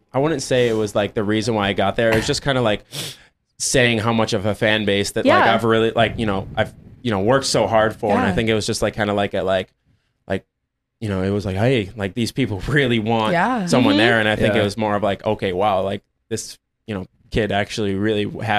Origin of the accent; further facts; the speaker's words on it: Syracuse, New York, United States; Upstate New York, like Syracuse area.